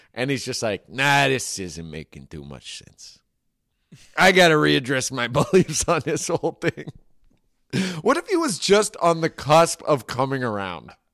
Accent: Marin, California, United States; I grew up in Marin where everyone was way richer than me

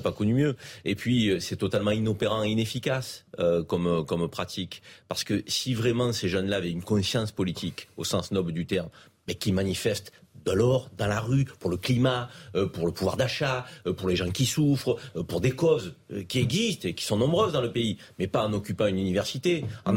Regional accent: Avignon, Provence-Alpes-Côte d'Azur, France; le Vaucluse, Avignon, moi c'est ma ville, hein. je suis né à Avignon, donc je connais bien

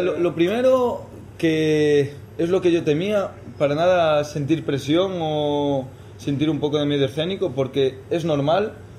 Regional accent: Galicia, Spain; moved away as an adult; also born or lived in London, United Kingdom; now in Madrid, Spain; me tomé un año un poquito de, de parón en casa, en Galicia

